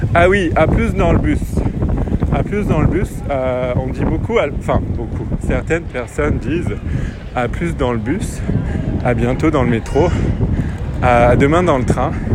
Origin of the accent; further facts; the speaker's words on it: France; accent: French; j'ai un accent français